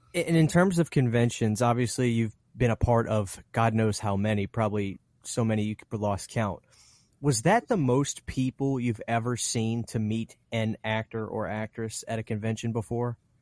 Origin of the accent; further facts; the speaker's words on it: Louisiana, United States; I'm from Louisiana, so there will be moments where my accent